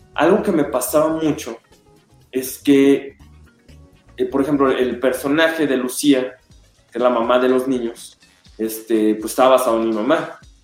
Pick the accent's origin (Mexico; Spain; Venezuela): Mexico; Guadalajara, Jalisco; Guadalajara, pues es mi tierra